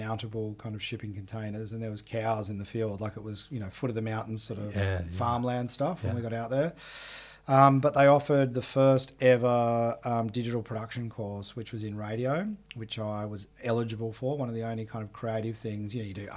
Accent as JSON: {"language": "English", "town": "Sydney", "region": "New South Wales", "country": "Australia", "tie": "born or raised there", "said": "I grew up in the inner west of Sydney"}